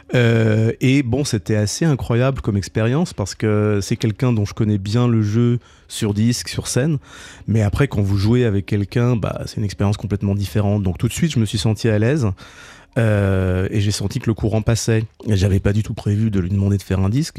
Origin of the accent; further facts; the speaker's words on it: Paris, Île-de-France, France; moved away as an adult; also born or lived in Boston, United States; now in New York, United States; J'ai grandi à Paris, donc je suis parti depuis 30 ans, mais j'ai grandi à Paris